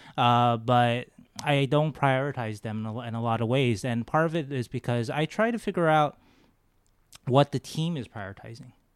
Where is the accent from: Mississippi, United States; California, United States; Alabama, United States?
California, United States; Los Angeles; moved away as an adult; also born or lived in Las Vegas; now in San Jose, United States; I grew up in Los Angeles as a Kings fan